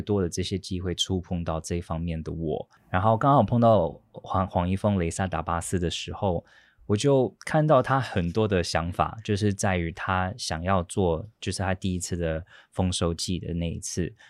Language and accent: Chinese; United States; also born or lived in Datong Township, Yilan, Taiwan; now in Taiwan; 我在美国出生长大的